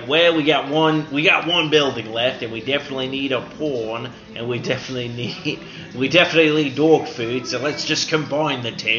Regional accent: Australia; Just because I'm from Australia, then they think I'm slow, eh?

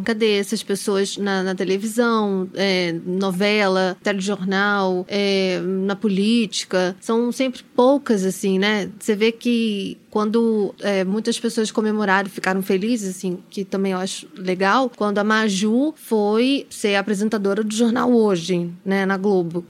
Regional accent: Brazil; accent: Brazilian; moved away as an adult; also born or lived in Spain; o meu sotaque brasileiro

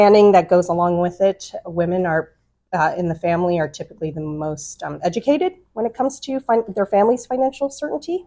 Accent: Wisconsin, United States; moved away as an adult; now in Washington, D.C., United States; I grew up in Wisconsin, and from there came to DC

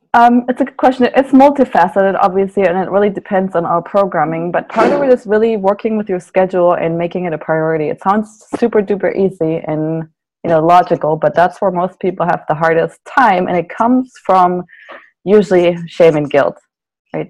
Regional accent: Germany; now in Santa Barbara, United States; I'm from Germany originally. So all my family is still in Germany. I live in Santa Barbara.

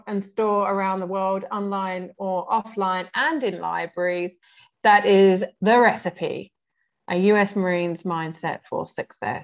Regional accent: United Kingdom; also born or lived in Arab world; now in Brazil; I lived in the Arab world. I'm in Brazil as well. I'm on Latino time. I'm British

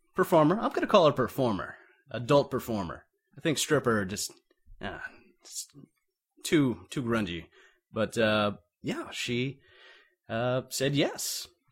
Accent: Navarre, Florida, United States; back to my hometown of, uh, well, Navarre, Florida

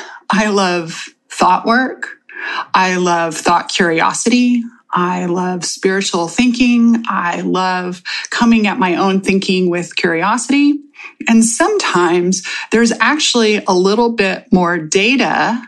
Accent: Texas, United States; I am from Texas

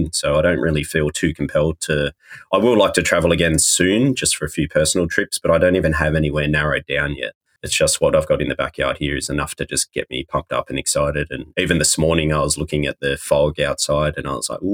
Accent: Australia; moved away as an adult; now in New Zealand; I'm from Australia originally, but I fell in love with New Zealand the first time I came here and it felt more like home to me than where home technically was. So I had to move here.

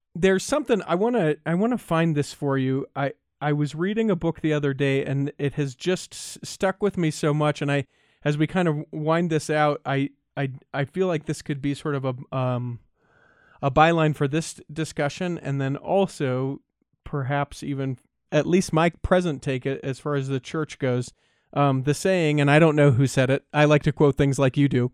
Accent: Utah, United States; I was born and raised in Utah

